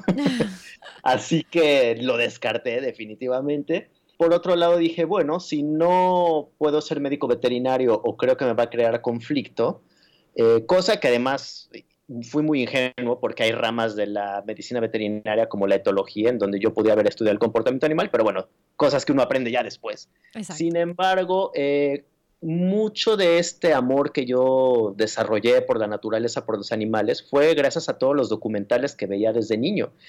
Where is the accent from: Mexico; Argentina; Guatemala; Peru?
Mexico; Mexico City; Yo nací y crecí en la Ciudad de México, que es la jungla de asfalto.